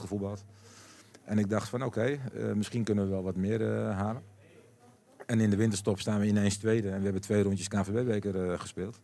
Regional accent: Amsterdam, North Holland, Netherlands; moved away as an adult; also born or lived in Emmen / Basel; een echt Amsterdammer

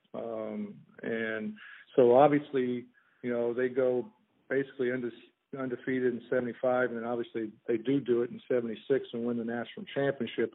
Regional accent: Indianapolis, Indiana, United States; growing up in Indianapolis

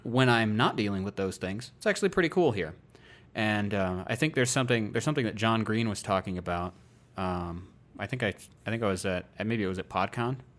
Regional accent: Iowa, United States; moved away as an adult; now in Colorado, United States; I wanted to not turn thirty in my home state

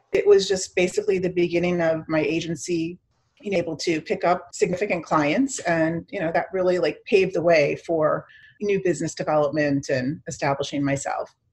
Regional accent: Miami, Florida, United States; also born or lived in Chicago, Illinois; I grew up mainly in Miami. So, my family, um, my mom was a single mom, and I had a had a sister, and so we moved to Miami when I was in junior high

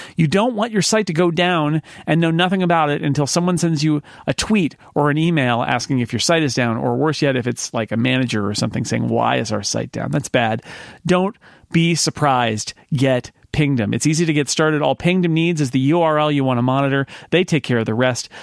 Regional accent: United States; as American readers

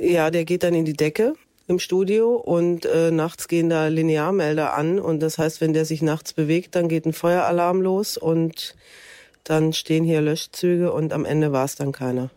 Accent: Stuttgart, Baden-Württemberg, Germany; moved away as an adult; now in Cologne, Germany; ich komme eigentlich aus Stuttgart

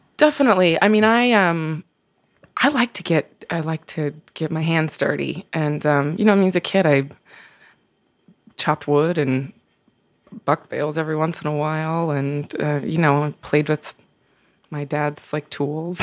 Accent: Pendleton, Oregon, United States; moved away; also born or lived in Brooklyn; I grew up in Oregon. I grew up, um, I was born in Eastern Oregon, in a small town called Pendleton.

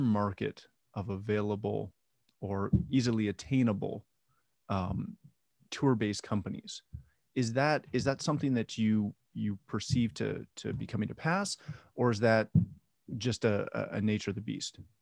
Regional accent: Canada; I'm Canadian.

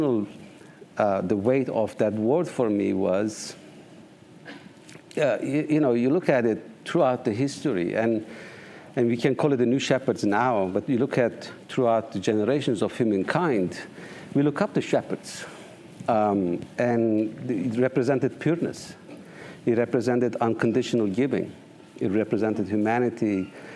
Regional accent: Eastern Turkey, Turkey; now in United States; I grew up on the eastern part of Turkey, in the northeast, and nomad, a tribal life

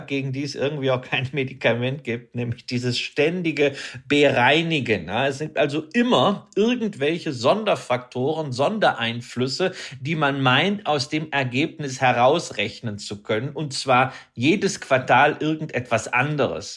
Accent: Datteln, North Rhine-Westphalia, Germany; ich bin ja groß geworden am Ostrand des Ruhrgebietes

